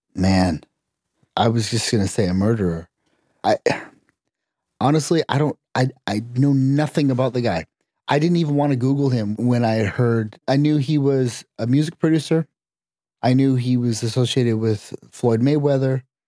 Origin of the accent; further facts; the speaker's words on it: Canada; I grew up in Canada